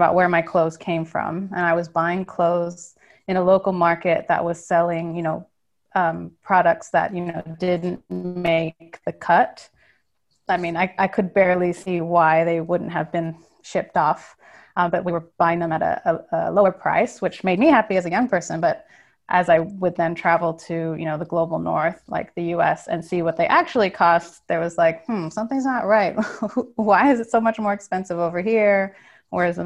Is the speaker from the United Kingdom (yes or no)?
no; Cambodia; I'm half Cambodian, half American, and I grew up in Cambodia.